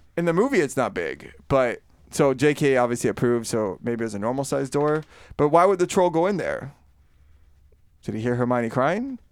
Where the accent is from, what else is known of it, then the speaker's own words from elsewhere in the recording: Florida, United States; I am from, born and raised in Florida